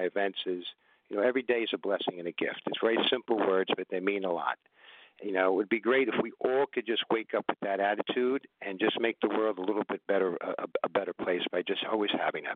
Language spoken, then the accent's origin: English; New York City, New York, United States; also born or lived in Manhattan; I was born in Manhattan. Then my parents moved to the Bronx, in the boogie down Bronx